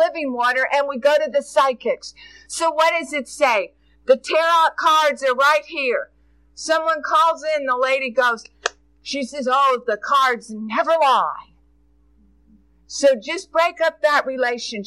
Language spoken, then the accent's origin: English; United States; also born or lived in Jessamine County, Kentucky; we are as an American people.